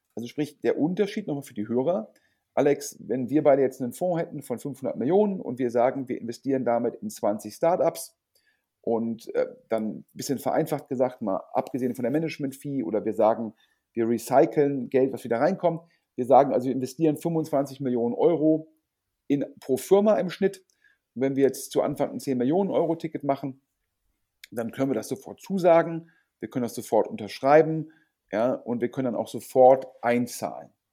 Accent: Düsseldorf, North Rhine-Westphalia, Germany; Düsseldorf sozusagen meine Heimatstadt

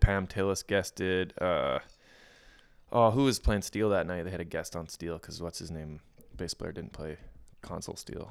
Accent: outside of Winnipeg, Manitoba, Canada; I grew up just outside of Winnipeg.

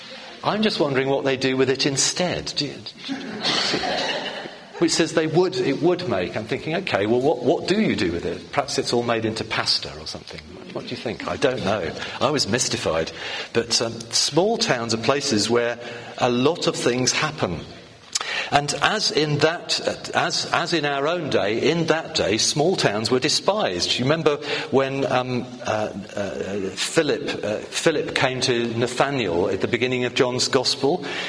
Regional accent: The Hague, South Holland, Netherlands; born there; moved away; I'm a migrant, according to the recent campaigns, because I was born abroad. I was born in The Hague, or Den Haag, as you say it properly, or something like that anyway.

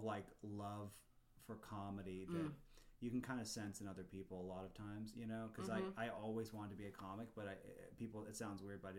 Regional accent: Los Angeles, California, United States; also born or lived in Sacramento; now in San Diego, United States; No, I was born in Los Angeles, and then my dad moved down here for work.

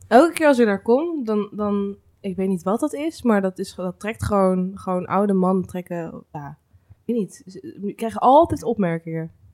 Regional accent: Laren, North Holland, Netherlands; ik kom wel uit Laren

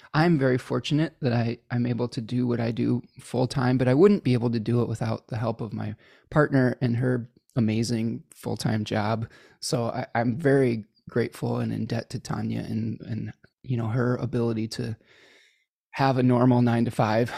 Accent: Chicago, Illinois, United States; born or raised there; accent: Midwestern

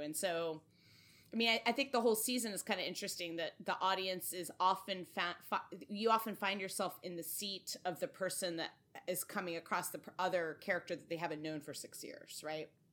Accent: Connecticut, United States; my home state of Connecticut

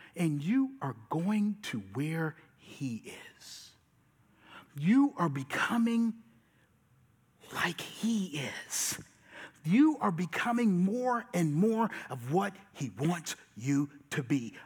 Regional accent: Charleston, South Carolina, United States; I'm from Charleston and I'm a pastor

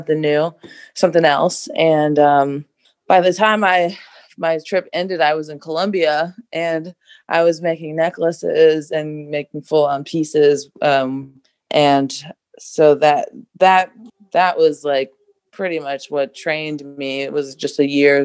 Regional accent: Atlanta, Georgia, United States; I'm from Atlanta, Georgia, and born and raised Southern girl

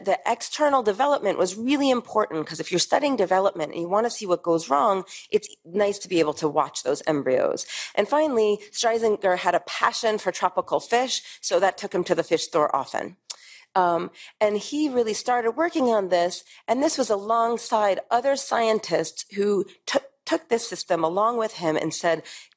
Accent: New York, United States; moved away as an adult; now in Middle East; as a New Yorker

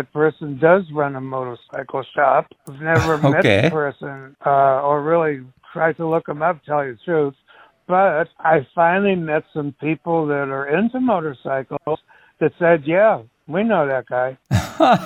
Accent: Malden, Massachusetts, United States; moved away as an adult; My hometown, which is Malden, Mass.

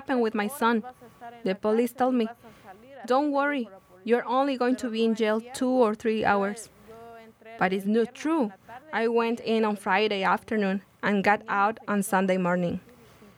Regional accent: Guatemala; moved away as an adult; now in United States; I'm from Guatemala

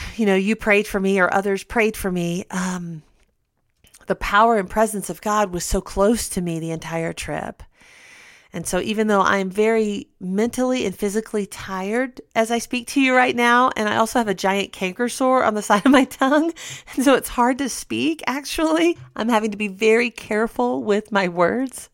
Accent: United States

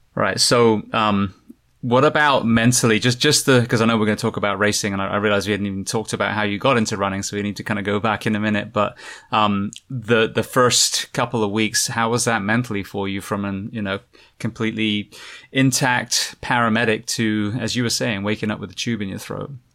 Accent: England, United Kingdom; now in United States; where I grew up in England

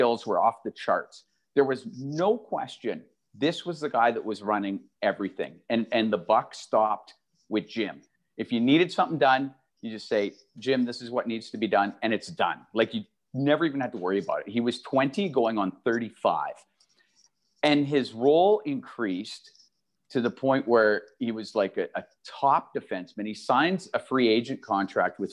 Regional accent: Edmonton, Alberta, Canada; moved away; coming to Edmonton. I grew up here. I watched the Oilers as a little kid.

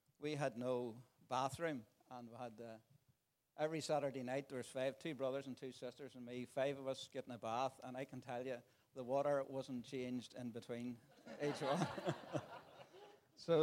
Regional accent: Tandragee, Northern Ireland, United Kingdom; also born or lived in Portadown; I'm from Tandragee. But actually, I was born in Portadown

